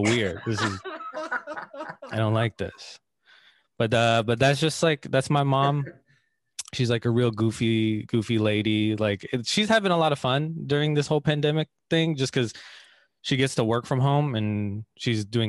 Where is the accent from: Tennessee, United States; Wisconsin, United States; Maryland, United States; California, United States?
California, United States; Bay Area; I grew up in the Bay Area. That's where I grew up